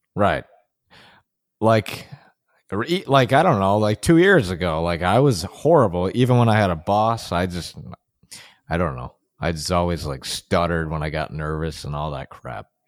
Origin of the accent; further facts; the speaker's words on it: Buffalo, New York, United States; my hometown is Buffalo